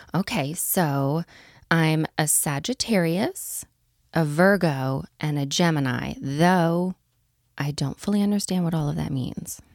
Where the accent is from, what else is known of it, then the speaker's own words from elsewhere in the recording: East Coast, United States; moved away; I'm from the East Coast